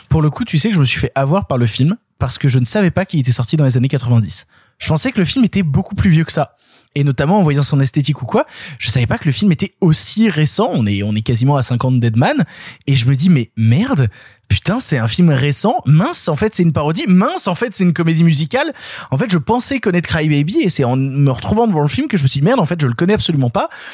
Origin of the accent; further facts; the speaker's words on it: Ardèche, Auvergne-Rhône-Alpes, France; moved away; moi à la base je viens d'Ardèche c'est-à-dire que moi à la base tout mon terroir toute ma culture elle est du fin fond de l'Ardèche